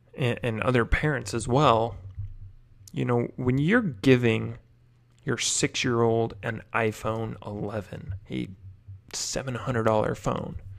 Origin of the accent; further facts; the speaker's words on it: Whidbey Island, Washington, United States; my hometown, Whidbey Island, Washington. It's where I grew up